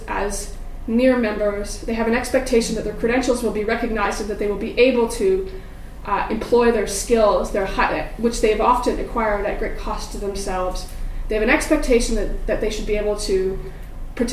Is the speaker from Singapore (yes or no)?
no; Canada; moved away as an adult; also born or lived in United Kingdom; as a Canadian